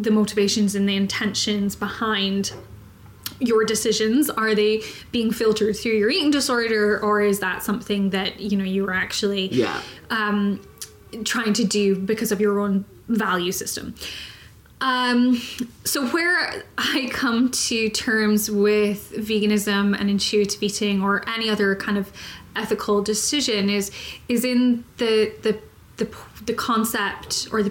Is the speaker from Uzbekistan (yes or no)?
no; Scotland, United Kingdom; also born or lived in Texas; I am from Scotland, so I've eaten haggis